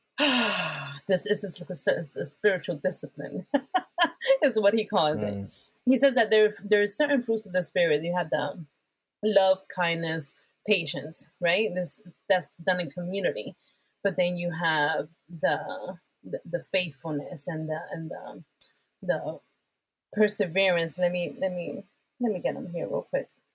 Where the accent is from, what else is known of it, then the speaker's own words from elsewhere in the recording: Bethlehem, Pennsylvania, United States; English is a second language; also born or lived in Puerto Rico; I am from Bethlehem, Pennsylvania. I was born in Puerto Rico, a Latina.